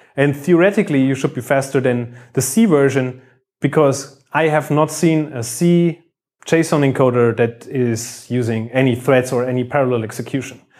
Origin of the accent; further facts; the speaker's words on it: Bavaria, Germany; now in Düsseldorf, Germany; I work in Düsseldorf. I come from Bavaria.